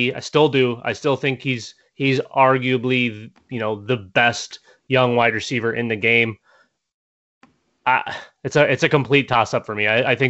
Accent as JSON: {"language": "English", "region": "Minnesota", "country": "United States", "said": "I am from Minnesota."}